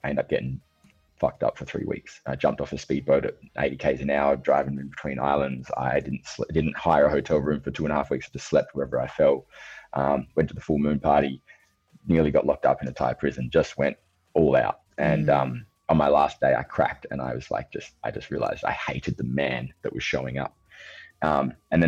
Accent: Australia; I'm 35. I'm from Australia

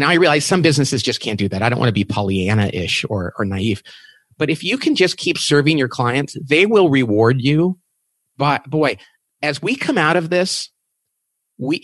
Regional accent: Bakersfield, California, United States; I'm from Bakersfield, California

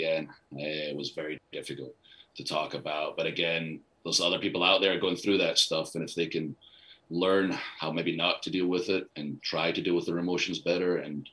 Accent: Scotland, United Kingdom; moved away; I'm Scottish

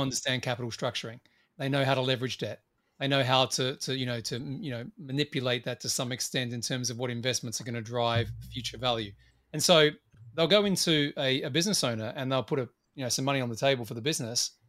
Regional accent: Australia; as I tend to be as an Australian

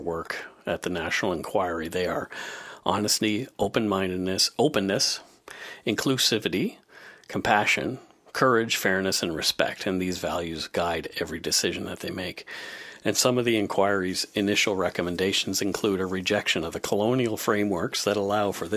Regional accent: Bridgewater, Nova Scotia, Canada; originally from my hometown in Bridgewater

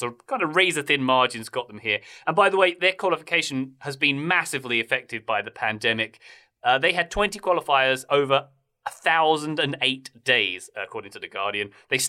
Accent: Australia; accent: Australian; most Americans, when I've lived in America for a decade, believe I'm Australian because my accent isn't quite the Queen's English. And then when I go home, I don't quite sound English anymore.

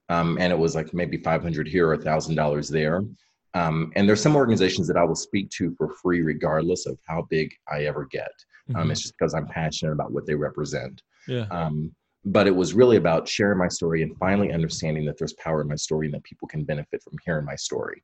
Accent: Kentucky, United States; now in Chicago, United States; I grew up originally in Kentucky

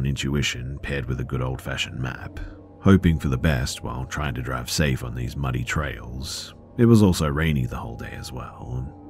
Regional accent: Spain; English is a second language; moved away as an adult; now in New York, United States; As for me and my friends in this story, well, we're from Spain, and when this happened, end of September 2023, we were fairly new to the US. I moved here a while back for law school, and so did my friends.

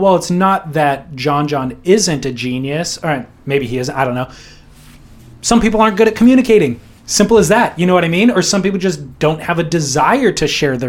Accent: California, United States; Curran for sure, dude, because I'm a Californian and regular footer, so yeah, there's no confusion for me.

